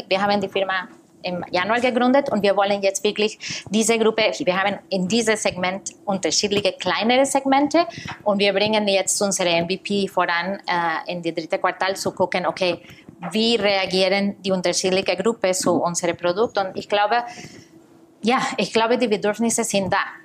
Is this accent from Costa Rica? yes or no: yes; Costa Rica; moved away as an adult; also born or lived in New York, United States; now in Germany; Ich komme aus Costa Rica